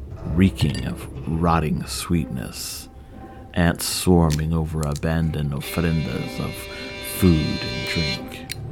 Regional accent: Texas, United States; born there; But I was born in Central Texas, like three generations of … men before me. What am I, then? I usually tell folks Mexican-American

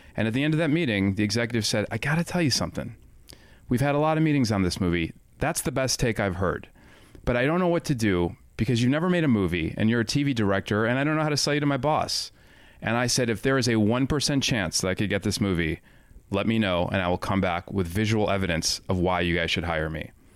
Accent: Highland Park, Illinois, United States; also born or lived in Evanston, Illinois; I grew up in John Hughes country. Highland Park, Illinois, Evanston, Illinois.

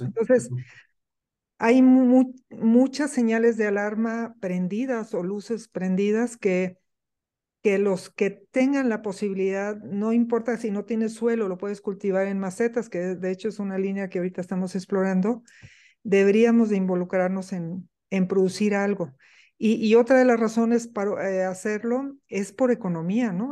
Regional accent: Soconusco, Chiapas, Mexico; crecí en una selva, nací en, en el Soconusco, en Chiapas, en una finca de café

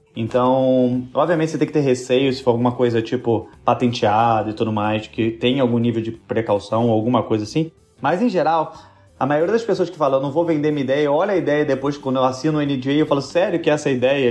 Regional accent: Rio de Janeiro, Brazil; eu sou do Rio também

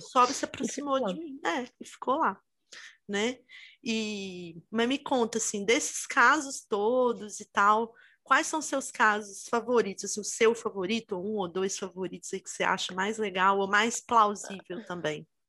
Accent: Itabira, Minas Gerais, Brazil; eu sou de Minas, né? E eu morava no interior, em Minas, perto de Belo Horizonte, até é uma cidade que chama Itabira

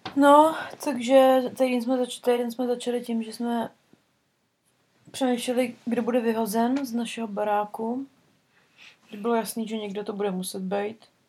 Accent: Prague, Czechia; moved away; u nás v Praze

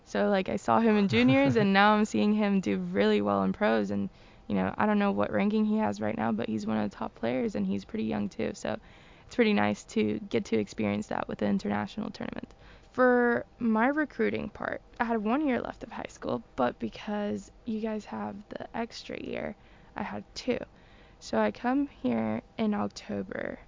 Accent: Venezuela; moved away; also born or lived in Boston, United States / Florida, United States; I was born in Venezuela, and I was there until I was five years old.

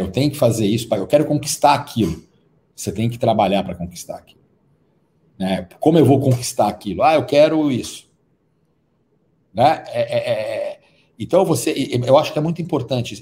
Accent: Serra Negra, São Paulo, Brazil; a gente cresceu junto ali em Serra Negra, no interior de São Paulo

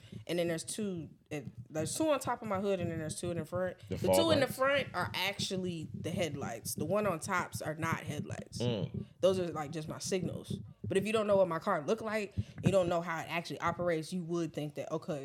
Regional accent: Douglasville, Georgia, United States; I'm from Georgia, not Atlanta, the suburbs, but from Georgia. So that's all I know. If I'm going to be specific, it's Douglasville.

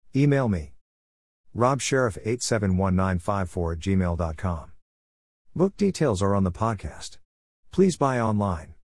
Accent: Melbourne, Victoria, Australia; also born or lived in Smithfield, South Australia; I was born in Melbourne, Australia 1954.

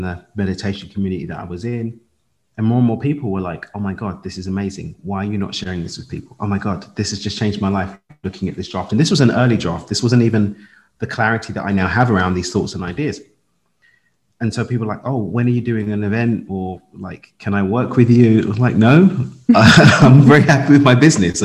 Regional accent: London, United Kingdom; I lived in London, born and raised in London

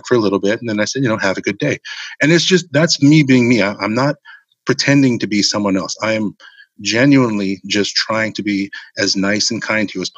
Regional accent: Hawaii, United States; growing up in Hawaii

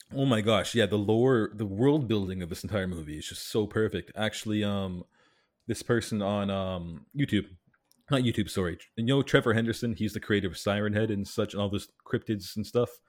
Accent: Canada; cuz I'm from Canada

